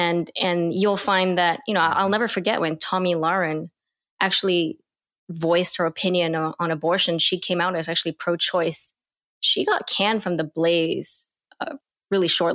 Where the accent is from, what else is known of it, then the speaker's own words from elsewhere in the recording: Singapore; now in United States; growing up in Singapore